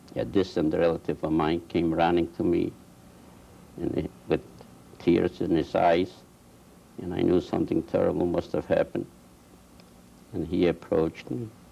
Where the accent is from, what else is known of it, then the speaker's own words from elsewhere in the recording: Poland; moved away; I was born in this and this village. We had a farm there. We were Jewish farmers